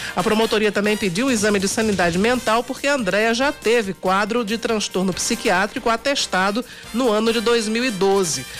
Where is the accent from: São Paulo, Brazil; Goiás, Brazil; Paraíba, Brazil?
Paraíba, Brazil; Jacaraú; born or raised there